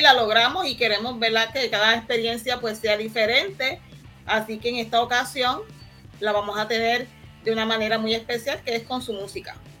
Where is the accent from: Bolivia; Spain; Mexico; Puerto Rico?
Puerto Rico; San Lorenzo; soy de aquí de San Lorenzo